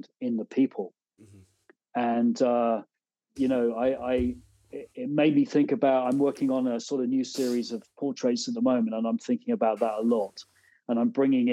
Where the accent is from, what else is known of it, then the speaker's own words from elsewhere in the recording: Devon, South West England, United Kingdom; moved away as an adult; also born or lived in Exeter / London / Ghent, New York; now in upstate New York, United States; I'm from Devon originally, and I didn't grow up on a farm, but we certainly were surrounded by them